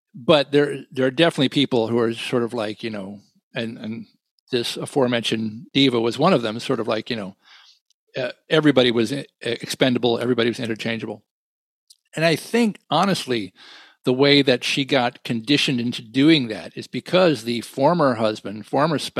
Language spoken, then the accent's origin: English; New York, United States; I said, New York